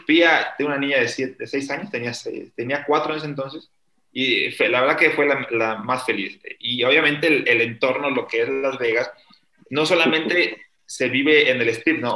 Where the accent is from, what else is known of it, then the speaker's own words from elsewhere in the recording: Mexico; mi país